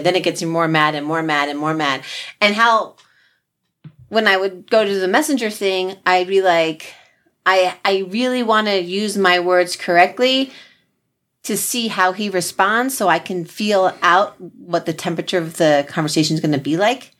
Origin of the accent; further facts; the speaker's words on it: New Jersey, United States; we're from Jersey